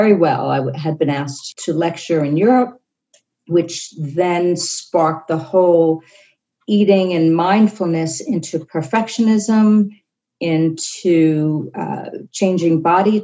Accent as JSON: {"language": "English", "town": "New York City", "region": "New York", "country": "United States", "tie": "born or raised there", "said": "I grew up in New York City in a very high period of Balanchine"}